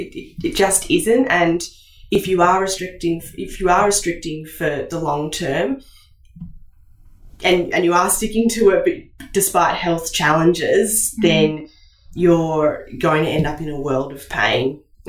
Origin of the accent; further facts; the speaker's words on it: Indonesia; growing up in Indonesia and eating Indonesian food maybe helped me to keep away from things like gastro.